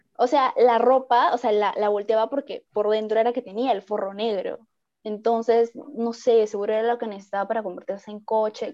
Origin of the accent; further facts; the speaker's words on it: Piura, Peru; yo soy piurana